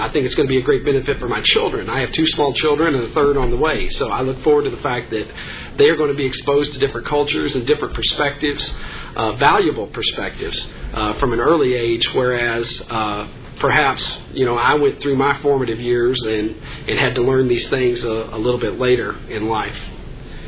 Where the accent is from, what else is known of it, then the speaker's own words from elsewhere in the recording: Kentucky, United States; accent: twang; moved away as an adult; now in Bolingbrook, United States; I've got a little bit of a twang to my voice. I grew up in Kentucky